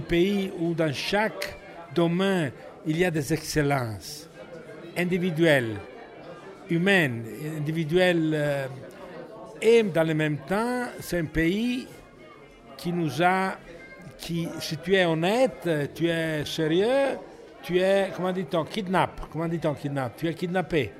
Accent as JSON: {"language": "French", "country": "Italy", "also_born_or_lived": "Paris, France", "second_language": "French", "moved": "yes", "lives_now": "France", "said": "j'ai pas choisi d'être italien. Euh, c'est le destin. Mais, euh, j'aime bien mon pays"}